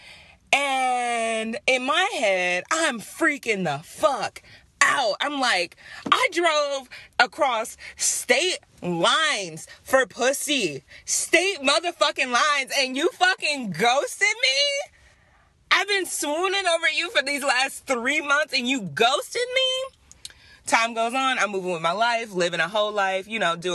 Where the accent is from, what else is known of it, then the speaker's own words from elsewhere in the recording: Detroit, Michigan, United States; moved away; we're both from Detroit